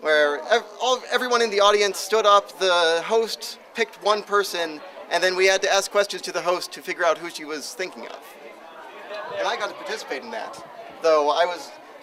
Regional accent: State College, Pennsylvania, United States; State College. I live here. I'm a townie. I've lived here all my life

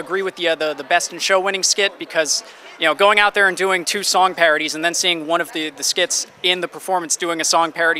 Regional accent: New York, United States; being a New Yorker myself

